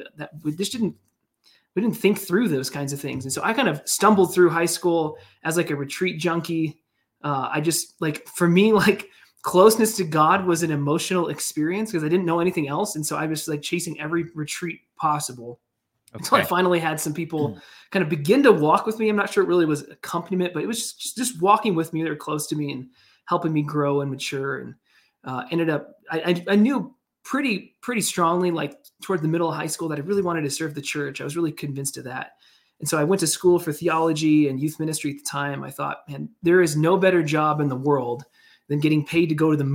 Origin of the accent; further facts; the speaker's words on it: Kansas City, Kansas, United States; moved away as an adult; now in Denver, United States; I grew up in Kansas